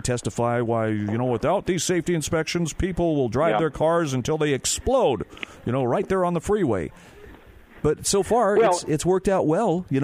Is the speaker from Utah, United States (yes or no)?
yes; Utah, United States; my home state of Utah